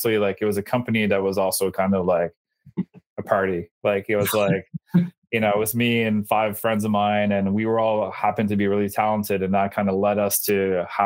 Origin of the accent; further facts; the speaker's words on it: Bathurst, New Brunswick, Canada; I'm from Bathurst, New Brunswick